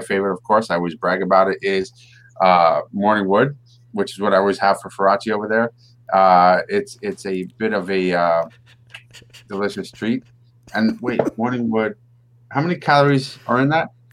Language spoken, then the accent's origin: English; New York, United States; we are Met fans which means we're from New York